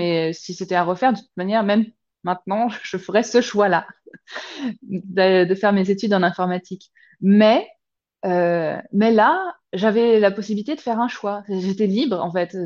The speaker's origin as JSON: {"language": "French", "town": "Lyon", "region": "Auvergne-Rhône-Alpes", "country": "France", "tie": "born or raised there", "also_born_or_lived": "Chartres / south of Paris / Bourg-en-Bresse / Clermont-Ferrand", "moved": "as an adult", "lives_now": "Zurich, Switzerland", "said": "on a fini par s'établir sur Lyon."}